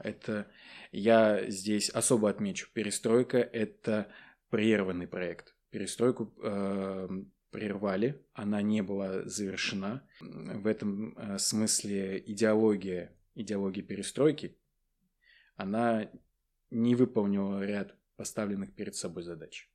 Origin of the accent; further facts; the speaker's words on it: Naberezhnye Chelny, Tatarstan, Russia; moved away as an adult; первое высшее образование я получил в своем родном городе. Вот, я родом из Татарстана